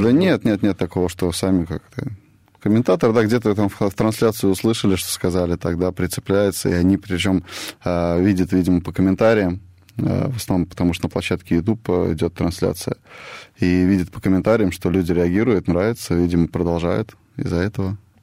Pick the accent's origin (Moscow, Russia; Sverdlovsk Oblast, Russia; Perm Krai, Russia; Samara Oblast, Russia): Samara Oblast, Russia; Tolyatti; я сам из Тольятти родом